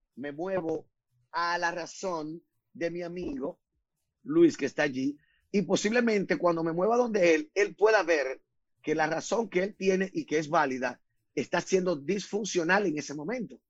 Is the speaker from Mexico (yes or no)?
no; Dominican Republic; yo nací en la República Dominicana, del país donde me siento muy orgulloso.